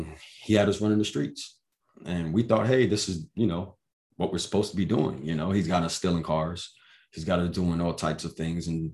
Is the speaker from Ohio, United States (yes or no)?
no; New York, United States; moved away; also born or lived in Virginia; I was born in New York, you know, so my beginning of my life was there